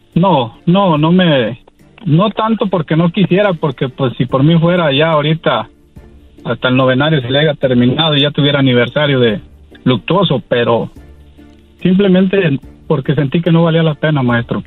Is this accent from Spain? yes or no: no; Mexico; also born or lived in Washington, United States; soy mexicano voy y vengo año tras año de a mi pueblo, aquí a, Washington